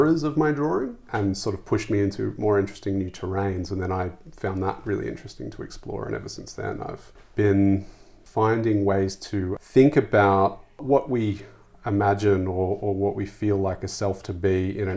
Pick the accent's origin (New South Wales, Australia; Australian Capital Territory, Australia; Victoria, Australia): New South Wales, Australia; Sydney; moved away; I grew up in Sydney, in the suburbs of Sydney